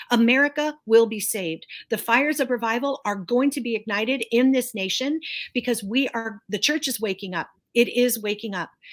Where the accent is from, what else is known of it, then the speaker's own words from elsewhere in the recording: United States; I'm an American. and I'm a citizen of the United States. I love my country